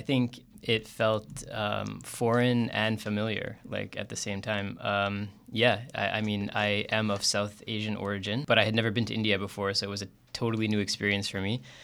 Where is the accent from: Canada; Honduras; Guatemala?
Canada; Calgary, Alberta; I grew up in Calgary